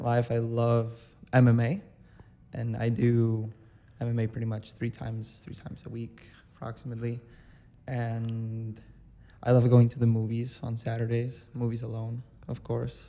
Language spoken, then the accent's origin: English; Costa Rica; now in Chicago, United States; I was born in Costa Rica